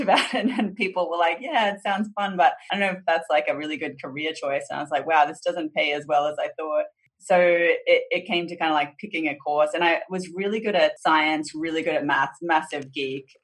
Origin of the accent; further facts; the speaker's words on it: Boonah, Queensland, Australia; also born or lived in Brisbane; I was born in Brisbane, southeast Queensland, but sort of shortly after that, my parents moved to regional southeast Queensland. So I grew up in this really small town named Boona